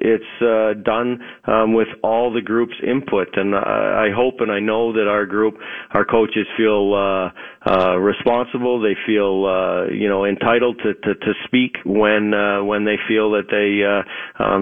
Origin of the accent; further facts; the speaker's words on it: Thompson, Manitoba, Canada; moved away; also born or lived in Flin Flon, Manitoba; when I lived in Thompson, Manitoba, as you know, I was born in Flin Flon, but Thompson is even more north than that. When I was a kid